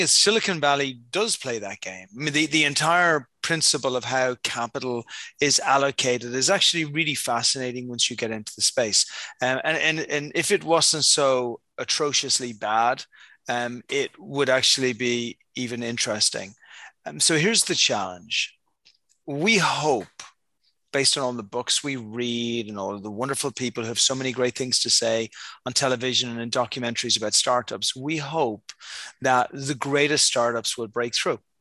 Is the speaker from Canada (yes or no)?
no; Dublin, Leinster, Ireland; moved away; I was born in Ireland um, many, many, many, many years ago, you know, somewhere back in the ancient times. and since that time, I've lived in many places around the world. But yeah, originally hail from Dublin over in Ireland.